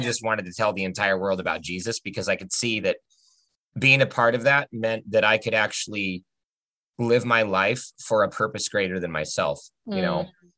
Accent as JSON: {"language": "English", "town": "Port Angeles", "region": "Washington", "country": "United States", "tie": "born or raised there", "also_born_or_lived": "Oregon", "said": "Yes, I was born in Washington, but raised in Oregon for the first 6 to 8 years of my life. Then I lived in Port Angeles, Washington, all the way through about 2004"}